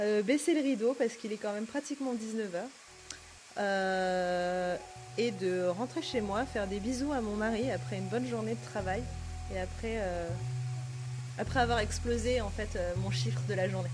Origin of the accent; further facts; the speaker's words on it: Auvergne-Rhône-Alpes, France; also born or lived in Côte d'Ivoire / Panama; now in Paris, France; J'ai grandi en Auvergne